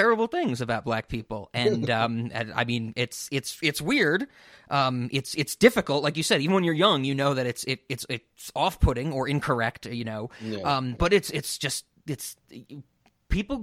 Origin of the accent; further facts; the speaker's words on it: New York, United States; growing up in New York